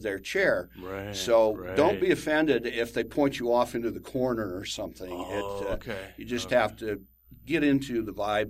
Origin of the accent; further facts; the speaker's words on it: United States; I'm an American